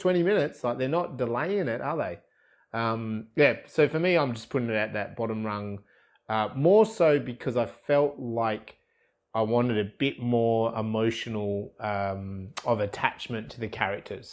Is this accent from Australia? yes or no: yes; Australia; I'm Australian.